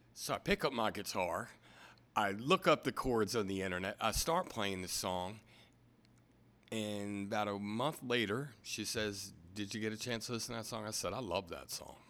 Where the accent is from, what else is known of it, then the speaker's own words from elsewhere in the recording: Anne Arundel County, Maryland, United States; also born or lived in New York, New Jersey area; now in Easton, United States; We came down to the Baltimore area when I was younger. Did my schooling in Anne Arundel County